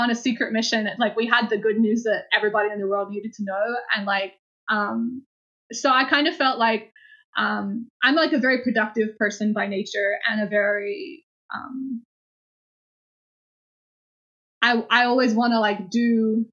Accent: Australia; moved away; I'm originally from Australia

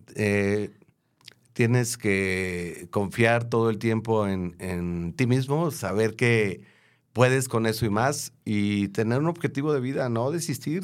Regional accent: Tepic, Nayarit, Mexico; moved away; cuando yo estudié la primaria ah, allá en mi ciudad natal, en Tepic, Nayarit

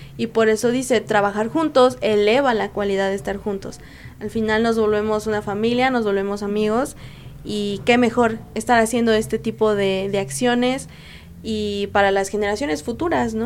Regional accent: Mexico; yo soy la primera mexicana en irme bajo el programa de OISCA México

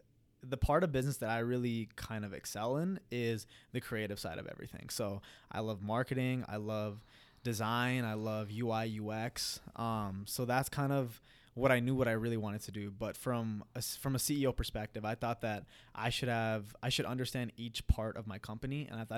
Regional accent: Queens, New York, United States; So growing up, I was born and raised in Queens, New York, and my family's from Punjab, India.

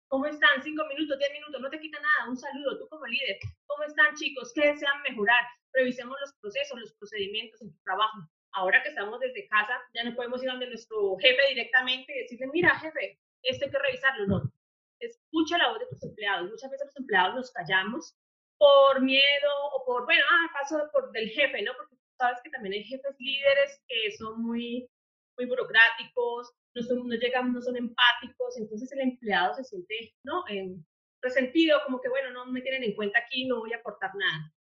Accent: Popayán, Cauca, Colombia; moved away as an adult; soy de la ciudad de Popayán, del sur de Colombia

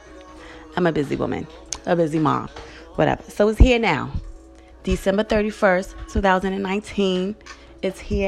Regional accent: New York City, New York, United States; in Fort Greene, in Brooklyn, the projects where I'm from

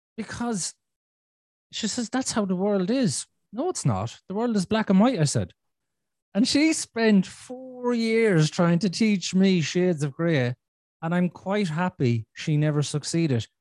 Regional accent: Ireland; I'm Irish

